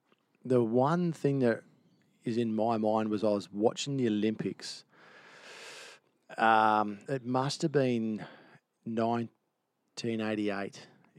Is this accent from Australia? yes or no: yes; Byron Bay, New South Wales, Australia; born or raised there; moved away as an adult; also born or lived in Camden, New South Wales / Tahmoor, New South Wales / Gold Coast